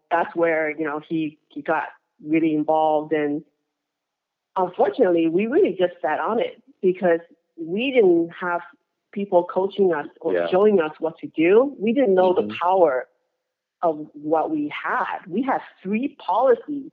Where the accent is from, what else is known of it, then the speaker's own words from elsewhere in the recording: Boston, Massachusetts, United States; also born or lived in Taiwan / Hawaii; now in Sugar Land, United States; I'm actually from Taiwan and grew up in Boston